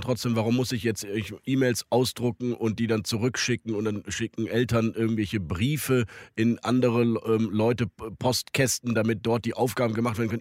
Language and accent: German; Rhineland, Germany; bei uns im Rheinland